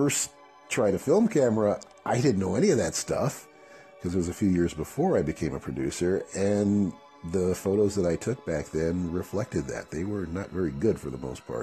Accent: Chicago, Illinois, United States; moved away as an adult; now in San Diego, United States; I'm from Chicago originally

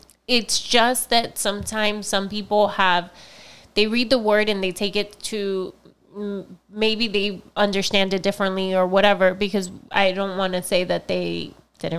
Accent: Florida, United States; moved away; I grew up in Florida

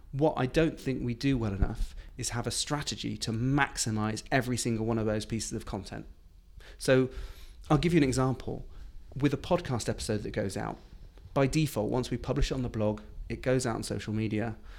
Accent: United Kingdom; being, being British

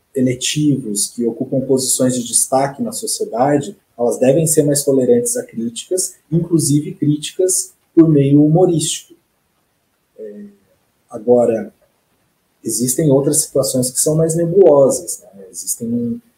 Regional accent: Rancharia, São Paulo, Brazil; moved away as an adult; also born or lived in Franca; now in Curitiba, Brazil; eu sou natural do interior de São Paulo, uma cidade chamada Rancharia

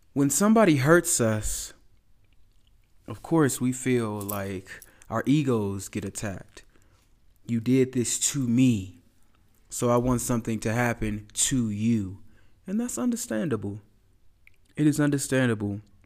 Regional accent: United States; I'm from America

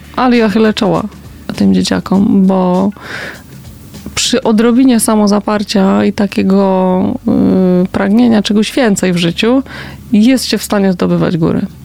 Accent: Poznań, Greater Poland, Poland; Ja się wychowałam na Piątkowie

